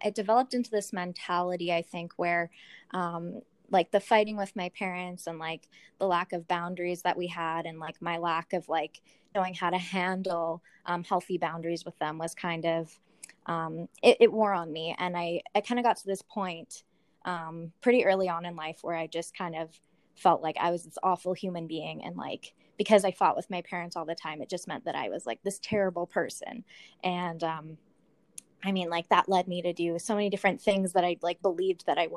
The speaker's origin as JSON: {"language": "English", "town": "Lethbridge", "region": "Alberta", "country": "Canada", "tie": "born or raised there", "said": "I was born here in Lethbridge, kind of moved around to different places around Canada for the first, and then lived in Lethbridge pretty much ever since."}